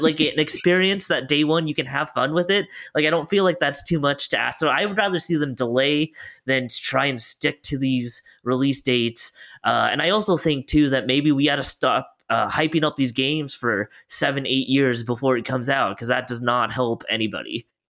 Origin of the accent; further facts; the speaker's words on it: Oregon, United States; we're both from Oregon.